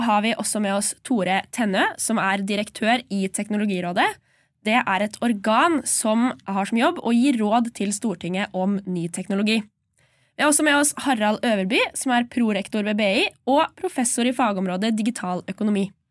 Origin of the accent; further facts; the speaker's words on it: Stange, Innlandet, Norway; Jeg kommer fra Stange og tar en bachelor i entreprenørskap her på Bay.